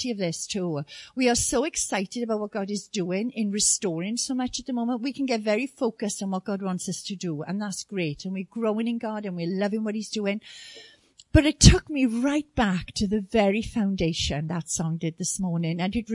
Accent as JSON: {"language": "English", "region": "South Wales", "country": "United Kingdom", "tie": "born or raised there", "said": "we were born and brought up in South Wales, which is in the UK."}